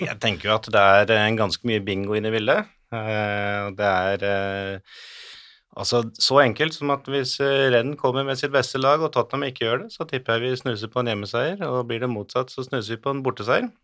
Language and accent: Norwegian; Hamar, Innlandet, Norway; Jeg er jo fra Hamar